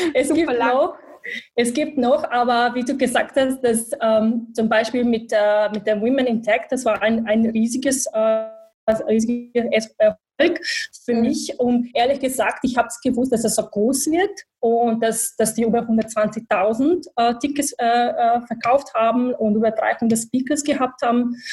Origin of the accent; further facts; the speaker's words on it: Bosnia & Herzegovina; German is a second language; moved away as an adult; also born or lived in Sarajevo; now in Vienna, Austria; ich komme aus Bosnien, aus Bosnien-Herzegowina. Ich bin in Bosnien geboren, äh, aufgewachsen.